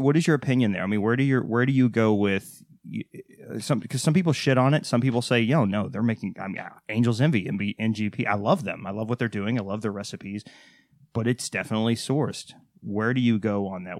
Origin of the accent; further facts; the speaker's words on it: Waco, Texas, United States; I'm from Texas